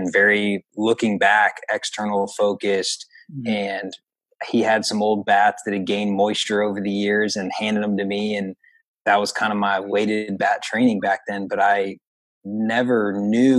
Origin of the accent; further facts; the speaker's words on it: Atlanta, Georgia, United States; I grew up in the Atlanta area, just North Atlanta.